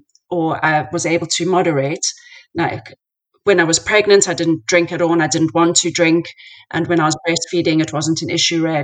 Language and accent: English; South Africa; moved away; I grew up in South Africa